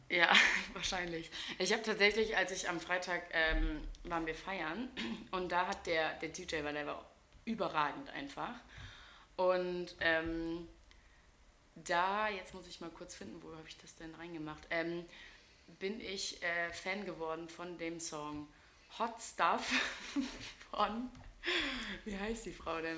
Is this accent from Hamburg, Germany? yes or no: no; Wilhelmshaven, Lower Saxony, Germany; bei uns in Wilhelmshaven